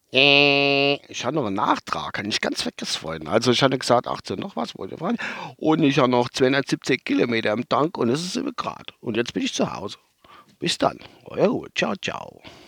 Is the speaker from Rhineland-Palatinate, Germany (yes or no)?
yes; Kusel district, Rhineland-Palatinate, Germany; durch meinen Heimatort durch, halt über Kusel